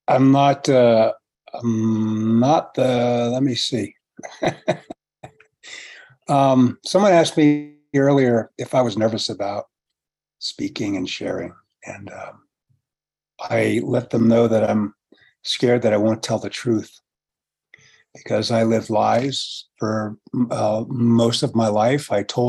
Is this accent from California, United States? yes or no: yes; San Francisco, California, United States; I was born and raised in San Francisco